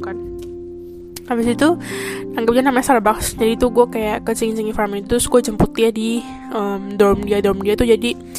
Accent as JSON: {"language": "Indonesian", "country": "Indonesia", "moved": "as an adult", "lives_now": "Taiwan", "said": "gua orang Indo"}